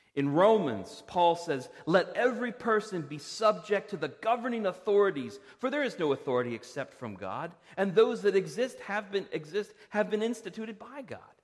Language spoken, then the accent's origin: English; Parkville, Maryland, United States; now in Reisterstown, United States; I grew up in Parkville. I'm a resident of Reisterstown.